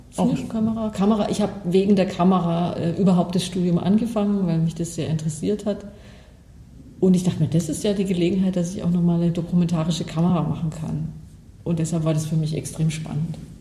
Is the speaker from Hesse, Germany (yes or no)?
no; Bavaria, Germany; moved away; ich komme aus Bayern